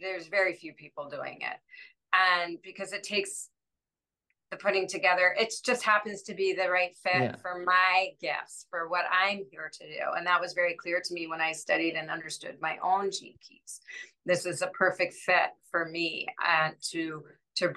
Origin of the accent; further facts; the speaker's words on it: Washington, District of Columbia, United States; I grew up in Washington, D.C.